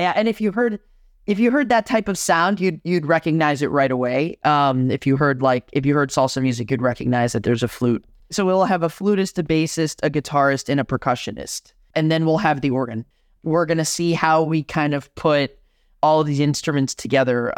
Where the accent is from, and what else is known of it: Miami, Florida, United States; born or raised there; moved away as an adult; now in Madison, United States